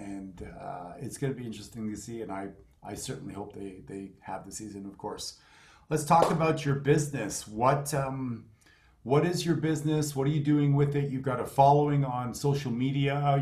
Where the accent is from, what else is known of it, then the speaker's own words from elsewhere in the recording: Montreal, Quebec, Canada; I'm from Montreal